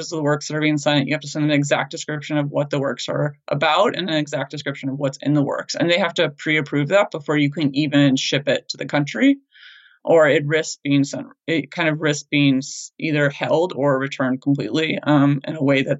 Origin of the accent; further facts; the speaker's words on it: United States; as an American